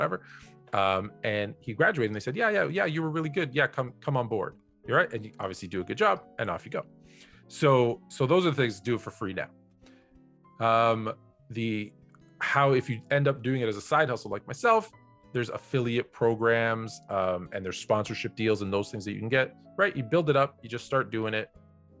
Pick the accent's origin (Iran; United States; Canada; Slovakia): Canada; Toronto, Ontario; my hometown